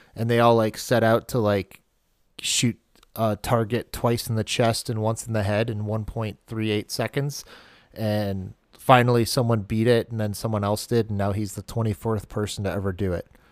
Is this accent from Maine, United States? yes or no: yes; Maine, United States; moved away; when I grew up in Maine